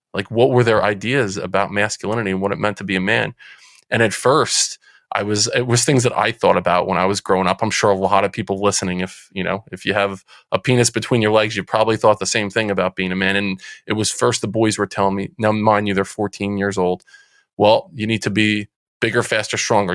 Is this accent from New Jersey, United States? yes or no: yes; Central New Jersey, United States; I'm from Central New Jersey. People might be able to hear it from the accent that that comes out every now and again. Uh, Central Jersey. Grew up um, playing sports